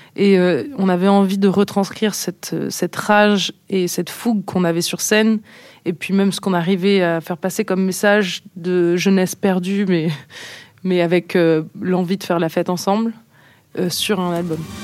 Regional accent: Nice, Provence-Alpes-Côte d'Azur, France; On est niçois

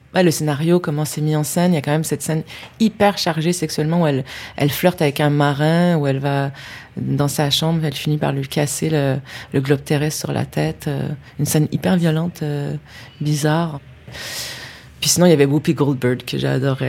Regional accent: Quebec City, Quebec, Canada; je viens de la ville de Québec, et c'est une ville qui a un cap qui donne face à l'eau, face au fleuve Saint-Laurent. Et c'est une ville où il vente tout le temps.

